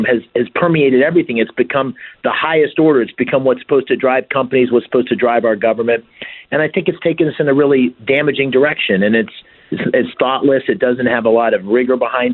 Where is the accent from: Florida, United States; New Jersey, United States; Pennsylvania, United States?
Pennsylvania, United States; Bloomsburg; I grew up here in Pennsylvania in a small town called Bloomsburg